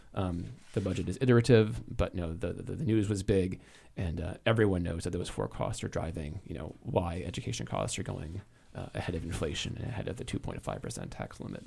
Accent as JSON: {"language": "English", "region": "New England", "country": "United States", "tie": "born or raised there", "said": "I grew up in New England"}